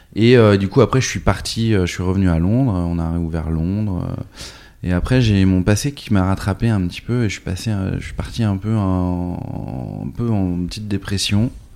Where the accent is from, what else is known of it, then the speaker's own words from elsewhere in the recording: Nantes, Pays de la Loire, France; also born or lived in New York / London; je suis né à Nantes en 78